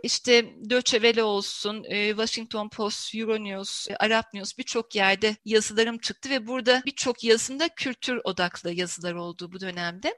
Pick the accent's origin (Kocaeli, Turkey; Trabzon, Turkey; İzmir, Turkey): İzmir, Turkey; İzmir doğumluyum.